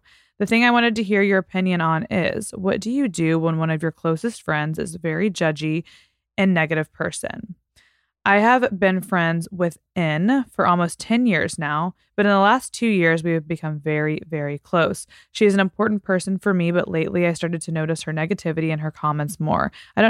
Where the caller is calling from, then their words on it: Italy; Hi, Peyton. I'm a follower from Italy